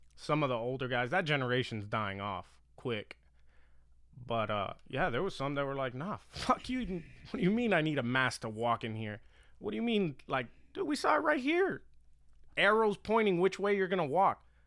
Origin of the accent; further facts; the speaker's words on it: Miami, Florida, United States; I grew up in Miami, late eighties, or just nineties